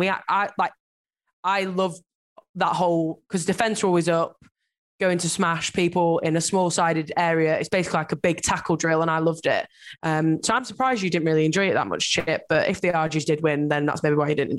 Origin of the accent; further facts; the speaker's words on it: the north of England, United Kingdom; accent: northern; I make sure that I'm one of the loudest people on the side of the pitch in my big northern accent